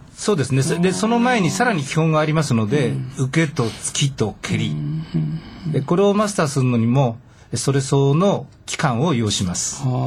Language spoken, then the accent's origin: Japanese; Nishitokyo, Tokyo, Japan; 地元に戻って地元で自分の会を立ち上げて、まあ、独立した形なんですけれども、まあ、平成15年から、えー、西東京市で教えるようになりました。